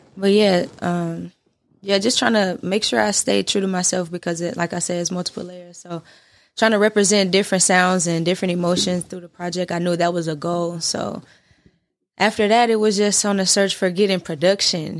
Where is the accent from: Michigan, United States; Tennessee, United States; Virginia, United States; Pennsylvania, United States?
Tennessee, United States; Nashville; I'm from North Nashville